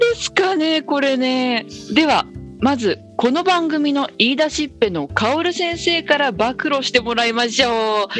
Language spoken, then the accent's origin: Japanese; Minamibōsō, Chiba, Japan; 私はすごい田舎千葉の南房総っていうところの出身